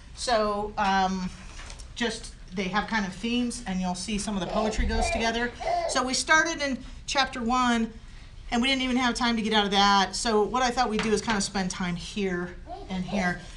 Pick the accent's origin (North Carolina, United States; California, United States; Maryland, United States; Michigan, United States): California, United States; San Diego; I'm from San Diego